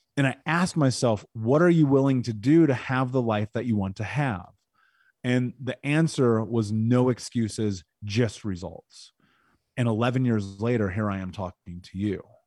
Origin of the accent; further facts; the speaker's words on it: Indianapolis, Indiana, United States; I grew up in Indianapolis.